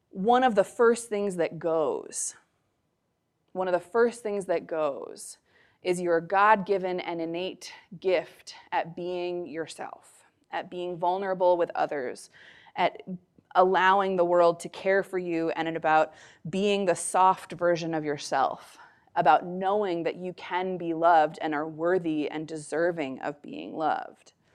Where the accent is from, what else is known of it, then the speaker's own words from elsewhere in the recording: United States; I'm a white person, I grew up in America